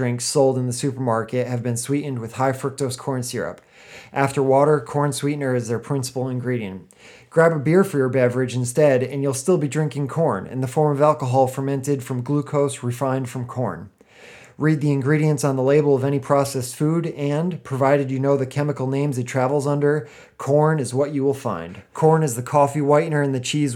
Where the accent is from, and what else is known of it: United States